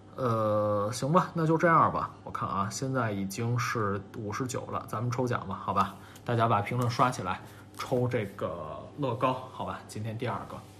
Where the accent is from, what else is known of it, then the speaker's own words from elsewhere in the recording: Beijing, China; 我是北京人，小时候更爱吃涮肉